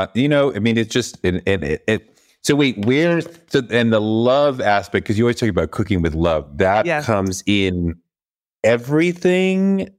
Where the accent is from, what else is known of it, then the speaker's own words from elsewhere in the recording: New York, United States; especially as a New Yorker, it's very hard to get real gumbo here, right?